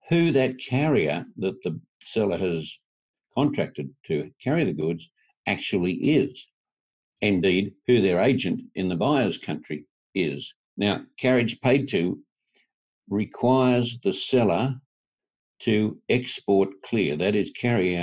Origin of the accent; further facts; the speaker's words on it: tropical North Queensland, Australia; I'm from tropical North Queensland in Australia.